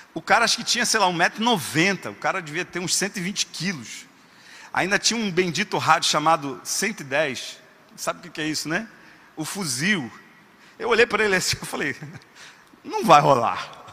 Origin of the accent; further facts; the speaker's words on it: Rio de Janeiro, Brazil; E eu sou carioca, como bom carioca, sou apaixonado por praia